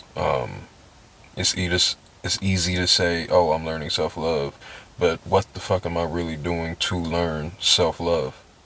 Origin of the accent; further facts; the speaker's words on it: San Diego, California, United States; I'm from San Diego. Doesn't fucking matter where. Um, it was cool living up, uh, living down there, but um, like I miss home